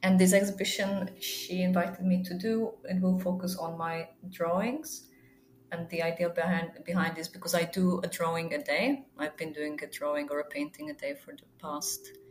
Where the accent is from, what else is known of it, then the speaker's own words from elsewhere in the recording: Zlín, Zlín Region, Czechia; English is a second language; I would really like to exhibit in my hometown, Zlin, which is in the eastern part of the country